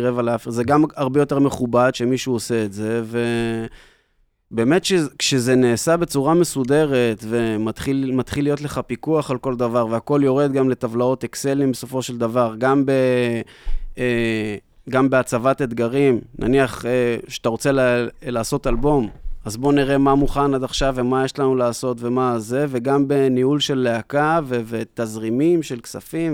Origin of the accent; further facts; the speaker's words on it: Tiberias, Northern District, Israel; also born or lived in New York; אני גדלתי בטבריה לאבא שיש לו להקת חתונות ואירועים